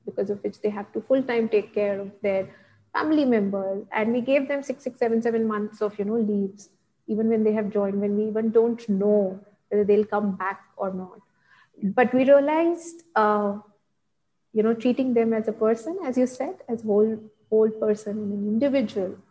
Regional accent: Ahmedabad, Gujarat, India; now in Bangalore, India; I stay in Bangalore and my hometown is in Ahmedabad.

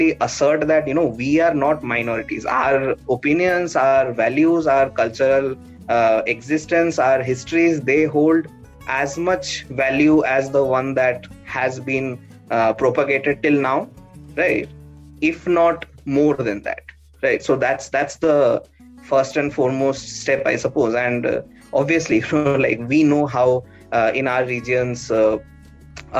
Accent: Bhubaneswar, Chilika Lake, Odisha, India; So, I come from Bhubaneswar. My entire childhood was spent in and around the Chilika Lake.

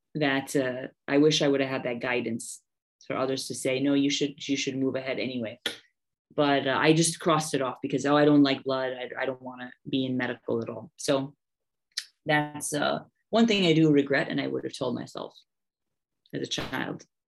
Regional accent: United States; moved away as an adult; also born or lived in Haridwar, India; now in Bihar, India; I'm American, uh, born and raised

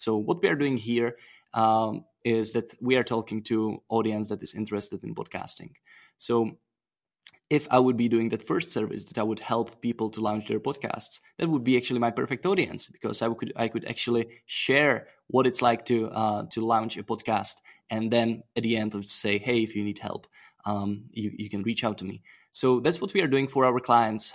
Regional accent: Czechia; I'm from Czech Republic

